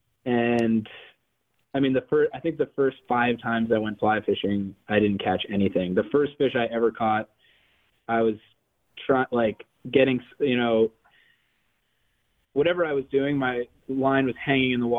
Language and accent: English; New Jersey, United States; also born or lived in Sewanee, Tennessee; I grew up in New Jersey